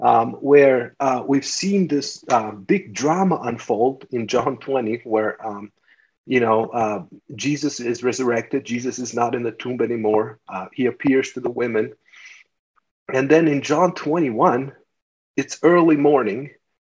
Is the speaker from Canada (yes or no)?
no; Albania; now in United States; I grew up in Albania and we didn't have anything and it was a communist country.